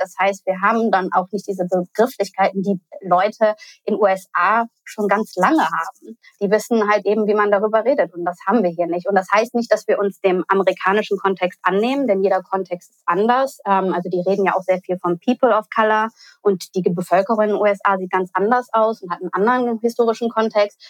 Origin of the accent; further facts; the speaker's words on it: Cologne, North Rhine-Westphalia, Germany; ich komme persönlich aus Köln, wurde dort geboren, bin dort zur Schule gegangen